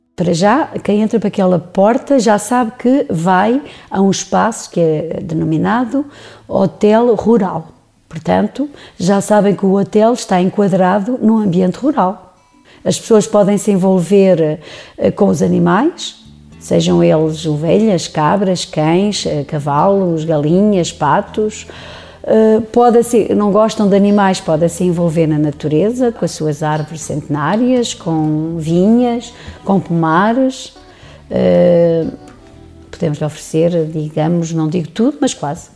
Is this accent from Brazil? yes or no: no; Lisbon, Portugal; moved away as an adult; also born or lived in Serra da Estrela; now in Gouveia, Portugal; Eu não sou de cá, nasci em Lisboa, fui criada em Lisboa, estive no estrangeiro